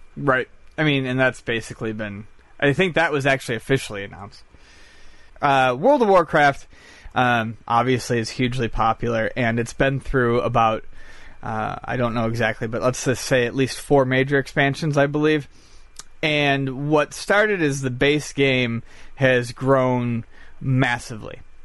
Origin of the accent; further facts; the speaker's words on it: Buffalo, New York, United States; moved away; I'm from Buffalo. I haven't been home in a year and a half